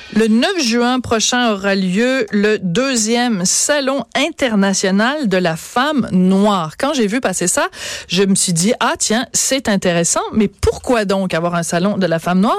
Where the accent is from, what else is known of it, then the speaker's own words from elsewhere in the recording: Quebec, Canada; on est tous des Québécois